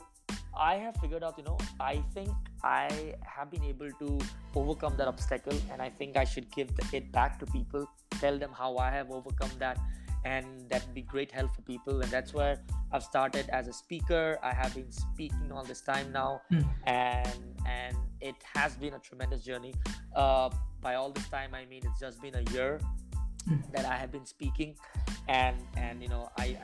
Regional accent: India; I'm from India.

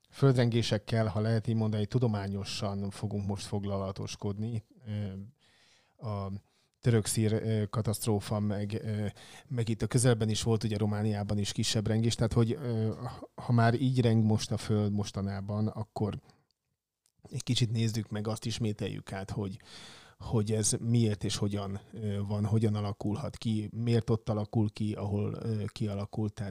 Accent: Nyíregyháza, Szabolcs-Szatmár-Bereg, Hungary; born there; now in Szeged, Hungary; Hát tudod, ott születtem már Nyíregyházan, de Szegeden élek továbbra

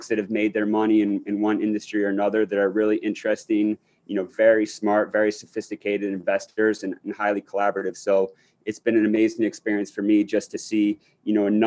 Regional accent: Akron, Ohio, United States; moved away as an adult; now in New York, United States; I grew up in Akron, Ohio.

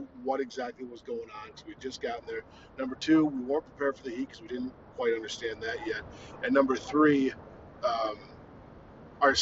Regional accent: Iowa, United States; we're from Iowa, and we just came out of winter

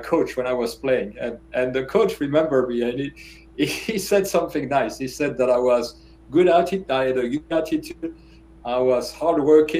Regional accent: Namur, Wallonia, Belgium; moved away; also born or lived in Brussels, Belgium / Georgia, United States; So I was born in Brussels. And then, you know, my family moved to the south of the country, Namur.

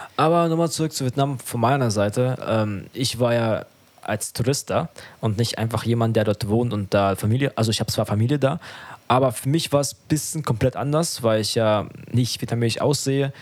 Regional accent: Germany; ich bin ja selber in Deutschland aufgewachsen und in die Schule gegangen

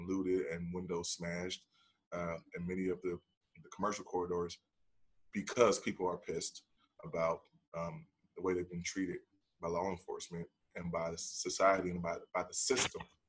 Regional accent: Chicago, Illinois, United States; I grew up in Chicago in the 90s

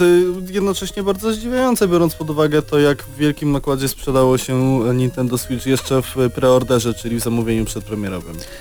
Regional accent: Lublin, Lublin Voivodeship, Poland; jesteśmy z Lublina

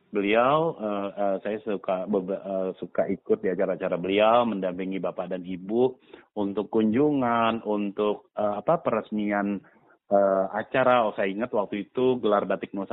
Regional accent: Jakarta, Indonesia; Ya sebagai juga anak Betawi kemudian dari Abang None rasanya terpanggil gitu, gergetan juga gitu, gemes. Wah, kok adat Betawinya kayaknya kurang pa

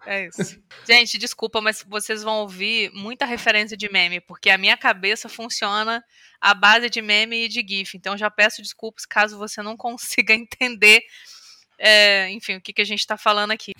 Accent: Volta Redonda, Rio de Janeiro, Brazil; eu nasci em Volta Redonda, que é uma cidade do estado do Rio

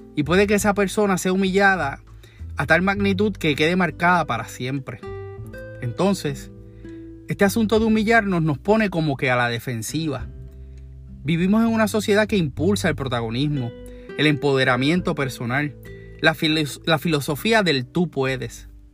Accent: Puerto Rico; como decimos en Puerto Rico

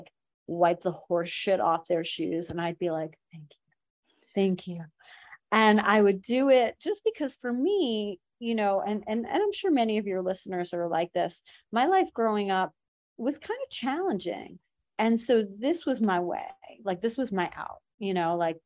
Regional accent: Iran; moved away; I'm from Iran

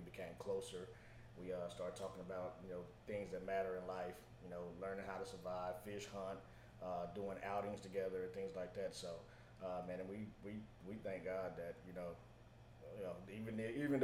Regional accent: Ennis, Texas, United States; also born or lived in Arlington, Texas; I'm from Ennis. Grew up there, graduated from high school there

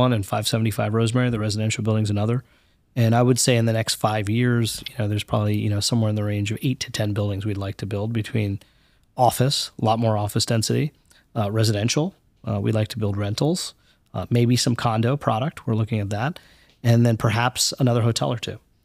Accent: New York City, New York, United States; we were born in the Bronx, and then we grew up around New York City

